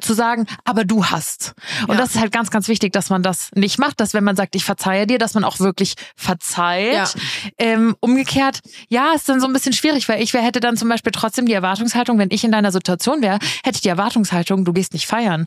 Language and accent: German; Giessen, Hesse, Germany; moved away as an adult; now in Munich, Germany; in Gießen, also in meiner Heimat